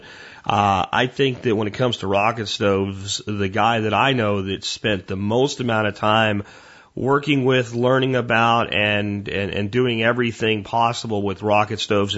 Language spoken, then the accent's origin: English; Pennsylvania, United States; moved away; Where I lived in Pennsylvania, we had bears. We had chickens when I was a kid.